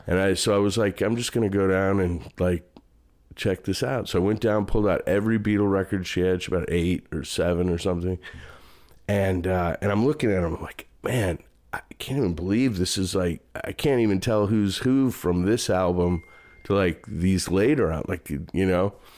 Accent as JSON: {"language": "English", "town": "St. Louis", "region": "Missouri", "country": "United States", "tie": "born or raised there", "also_born_or_lived": "Chicago", "moved": "as an adult", "lives_now": "Dallas, United States", "said": "I grew up mostly in Saint Louis."}